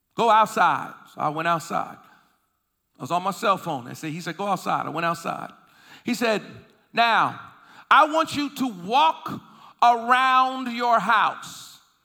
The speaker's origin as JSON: {"language": "English", "town": "Boston", "region": "Massachusetts", "country": "United States", "tie": "born or raised there", "also_born_or_lived": "Philadelphia, Pennsylvania", "said": "I was living in Boston, Massachusetts. That's where I was raised, although I was born in Philly, but I was raised in Boston"}